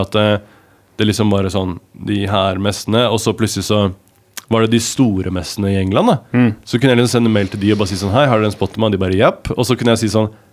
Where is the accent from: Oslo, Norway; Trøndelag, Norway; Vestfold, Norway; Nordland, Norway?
Vestfold, Norway; Larvik; jeg er fra Larvik